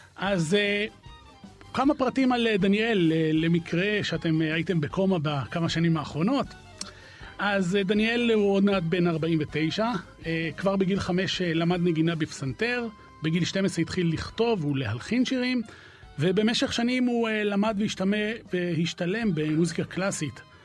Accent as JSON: {"language": "Hebrew", "town": "Haifa", "region": "Haifa District", "country": "Israel", "tie": "born or raised there", "said": "שנינו גדלנו בחיפה"}